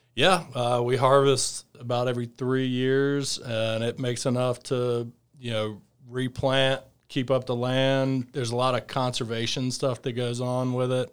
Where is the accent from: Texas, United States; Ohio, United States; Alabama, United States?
Alabama, United States; Fairhope; I grew up in, uh, outside of Mobile, Alabama, in a small town called Fairhope